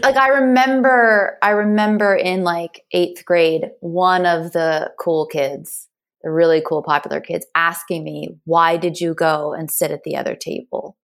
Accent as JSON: {"language": "English", "town": "Ellicott City", "region": "Maryland", "country": "United States", "tie": "born or raised there", "also_born_or_lived": "Sykesville, Maryland", "said": "I grew up in Maryland, in Ellicott City, Maryland, which most people don't know. And then we moved to Sykesville, Maryland"}